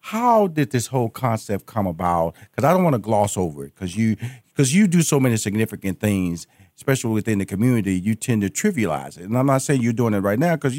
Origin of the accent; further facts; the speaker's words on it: Houston, Texas, United States; I'm a Houston, Texas boy